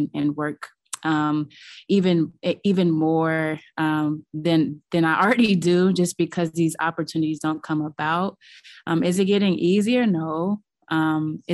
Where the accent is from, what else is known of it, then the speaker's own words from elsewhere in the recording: Los Angeles, California, United States; I grew up in Los Angeles, very close with my family